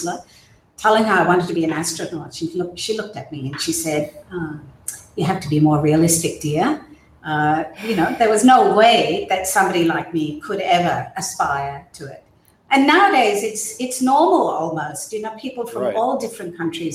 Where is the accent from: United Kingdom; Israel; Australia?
Australia; also born or lived in Burma / United States; I was born in Burma, and I moved to Australia as a child with my parents when they emigrated to Australia. And most of my education has been in Australia